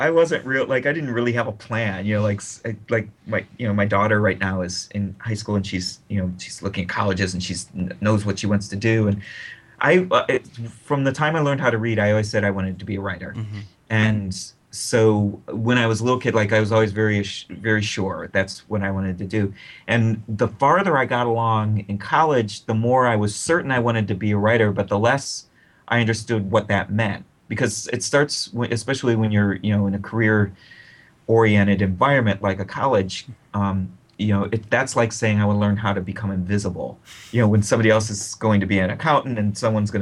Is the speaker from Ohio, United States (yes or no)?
yes; Akron, Ohio, United States; write for my hometown newspaper